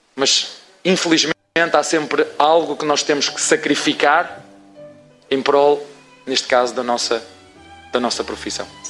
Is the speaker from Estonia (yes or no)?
no; Portugal; como portugueses que somos.